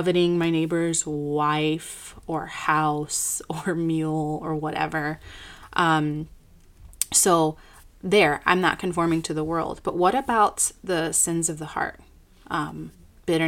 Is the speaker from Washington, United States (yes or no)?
no; Chicago, Illinois, United States; I graduated from Moody Bible Institute here in my hometown in Chicago